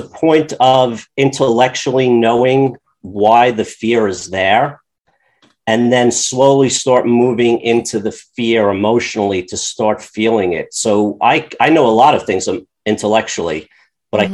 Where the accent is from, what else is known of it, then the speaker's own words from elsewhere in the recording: Long Island, New York, United States; I grew up on Long Island